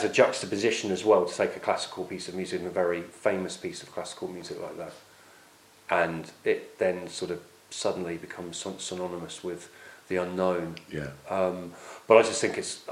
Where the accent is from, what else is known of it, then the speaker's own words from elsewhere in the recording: Oxford, South East England, United Kingdom; where I grew up in Oxford